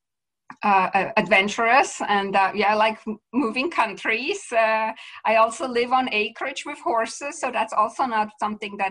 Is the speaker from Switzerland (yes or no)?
yes; Switzerland; moved away as an adult; also born or lived in Vancouver area, Canada; now in Vancouver, Canada; I'm originally from Switzerland, but I live now in Canada, Western Canada, to be clear, in the Vancouver area.